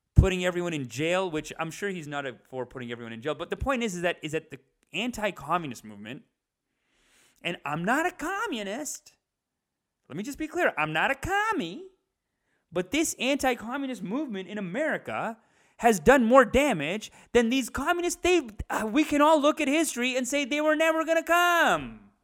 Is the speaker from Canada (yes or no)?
yes; Canada; we're Canadian